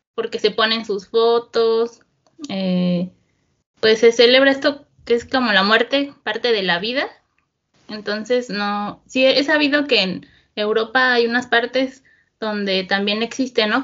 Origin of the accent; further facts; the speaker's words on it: State of Mexico, Mexico; also born or lived in Tijuana; Yo soy del Estado de México, como la zona central del país, aunque bueno, nací en Tijuana, pero estuve pues uno o dos años allá y no recuerdo nada, pero toda mi vida he, sido, he vivido aquí en, en el Estado de México